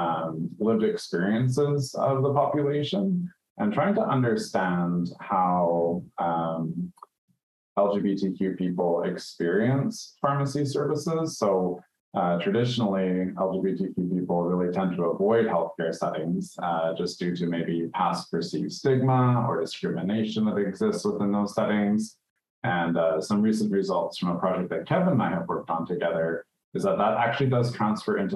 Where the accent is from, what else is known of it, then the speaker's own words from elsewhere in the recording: Canada; moved away as an adult; also born or lived in Middle East / New Zealand; I'm from Canada, but I've been around a little bit. So I've been in the Middle East and then New Zealand and now back to Canada.